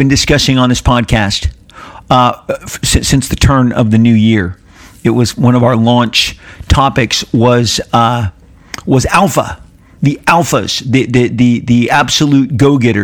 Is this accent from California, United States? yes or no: yes; Southern California, United States; I'm born and raised in Southern California my entire life, 56 years spent here on the soil of Southern California.